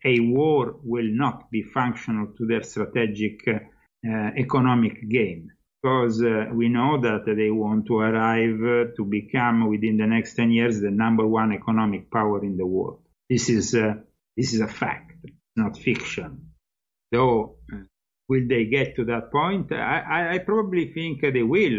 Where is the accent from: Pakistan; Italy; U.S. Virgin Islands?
Italy; moved away as an adult; now in United States; I'm no longer living there and uh, I'm no longer Italian because I am becoming American